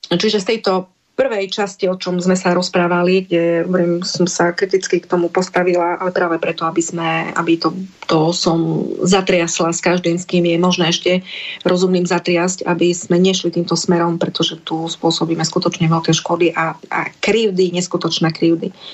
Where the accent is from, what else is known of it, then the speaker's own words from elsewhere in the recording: eastern Slovakia, Slovakia; u nás na východe